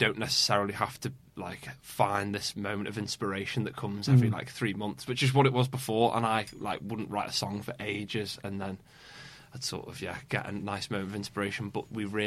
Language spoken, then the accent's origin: English; Formby, North West England, United Kingdom; I'm originally from Formby